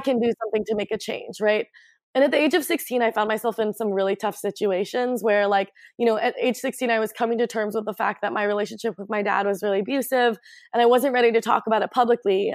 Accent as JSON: {"language": "English", "town": "Portland", "region": "Oregon", "country": "United States", "tie": "born or raised there", "said": "I grew up in Northwest on 18th and Flanders, like ah. right in the Alphabet District"}